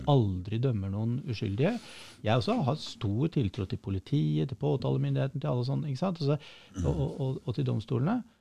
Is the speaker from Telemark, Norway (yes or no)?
no; Oslo, Norway; also born or lived in Hamar; Jeg er født på Hamar, ja. eh, vokste opp på Stovner i Oslo